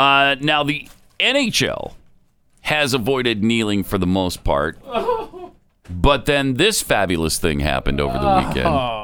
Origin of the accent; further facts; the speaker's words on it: Minnesota, United States; Especially in my home state of Minnesota.